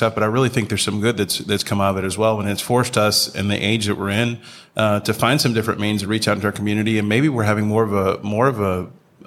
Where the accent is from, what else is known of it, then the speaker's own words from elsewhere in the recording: Chattanooga, Tennessee, United States; I'm from Chattanooga, the buckle of the Bible Belt